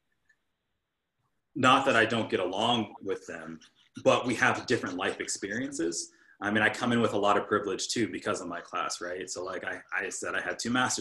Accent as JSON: {"language": "English", "region": "California", "country": "United States", "tie": "born or raised there", "moved": "as an adult", "lives_now": "Milwaukee, United States", "said": "I was raised in California"}